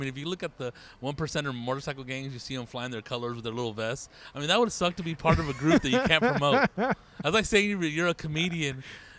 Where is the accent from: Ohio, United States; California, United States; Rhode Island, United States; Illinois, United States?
California, United States; Riverside; I was born and raised in Riverside